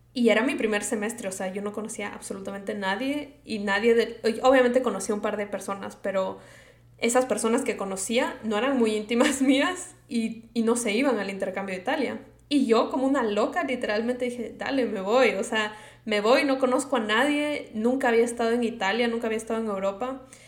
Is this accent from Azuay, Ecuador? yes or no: no; Quito, Pichincha, Ecuador; accent: Latino; moved away as an adult; now in United States; yo soy de Quito, Ecuador, y yo nací allá, me crié toda mi vida allá